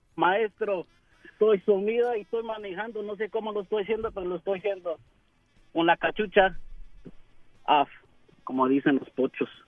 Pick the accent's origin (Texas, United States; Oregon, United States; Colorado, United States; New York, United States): Oregon, United States; also born or lived in California; yo soy de Oregon. Yo nací en, en, California, pero me trajeron aquí en Oregon